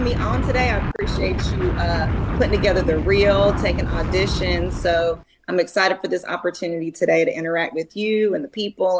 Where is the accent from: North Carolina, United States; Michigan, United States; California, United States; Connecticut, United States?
North Carolina, United States; moved away as an adult; now in Mobile, Alabama, United States; I am down here near Mobile, Alabama. I am from North Carolina. I'm a 910 girl